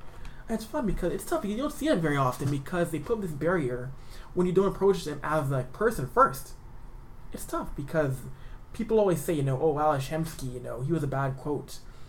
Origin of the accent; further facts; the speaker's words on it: Edmonton, Alberta, Canada; I'm from Edmonton.